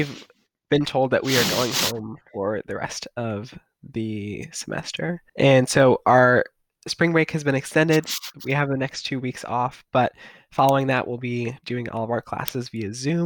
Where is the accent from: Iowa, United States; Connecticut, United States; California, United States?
Connecticut, United States; I'm from Connecticut, 20 years old, and I'm in my second year at Brown University